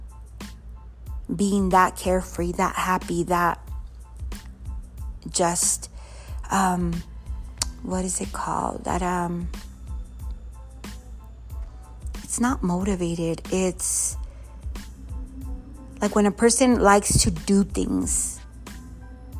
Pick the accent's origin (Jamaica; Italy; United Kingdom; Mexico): Mexico; moved away; I want to go to my hometown.